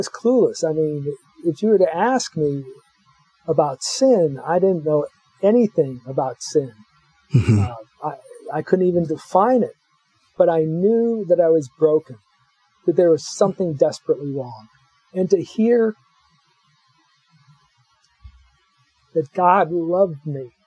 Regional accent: Los Angeles, California, United States; I grew up in Los Angeles

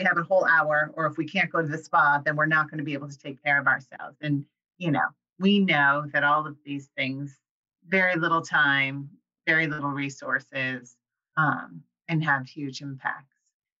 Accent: Iowa, United States; That comes from like growing up in Iowa, like near farms.

